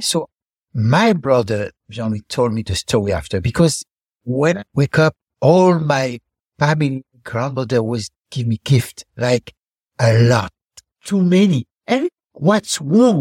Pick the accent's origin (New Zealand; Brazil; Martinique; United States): Martinique; Fort-de-France; moved away; also born or lived in Paris; grew up in Martinique, then in Paris, and I was born in Martinique, in the capital of Martinique, Fort-de-France